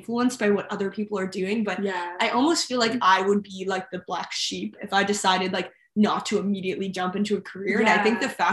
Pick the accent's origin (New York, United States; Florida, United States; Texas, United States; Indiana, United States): New York, United States; Westchester; moved away as an adult; now in Los Angeles, United States; I'm from Westchester, New York, which is the suburbs of New York City